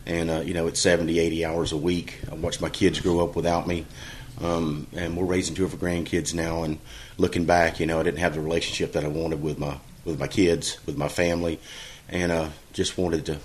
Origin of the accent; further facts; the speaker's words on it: Central Florida, United States; also born or lived in Texas; I was born and raised here in Central Florida, me and my wife